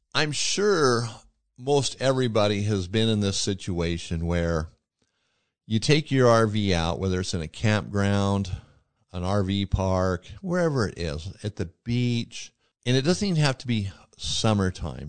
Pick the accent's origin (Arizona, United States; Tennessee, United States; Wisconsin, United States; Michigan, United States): Arizona, United States; Yuma; also born or lived in Welton, Arizona; now in Montana, United States; I'm from Yuma, Arizona, moved from Arizona to Montana